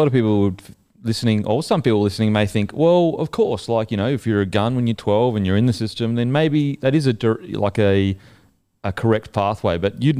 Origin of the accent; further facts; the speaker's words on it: Gold Coast, Queensland, Australia; I'm from the Gold Coast, but I'm country, bro.